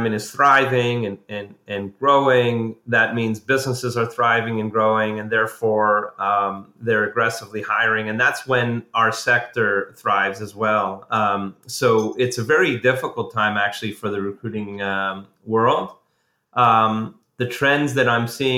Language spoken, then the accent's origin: English; Montreal, Quebec, Canada; I'm a Canadian by background. I grew up in Montreal